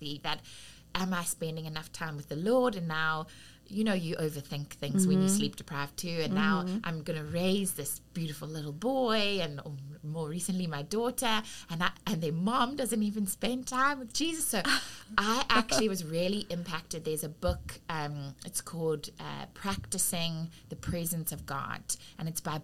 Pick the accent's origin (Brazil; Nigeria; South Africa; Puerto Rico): South Africa; accent: South African; moved away as an adult; now in United States; I was raised in South Africa from around 7 years old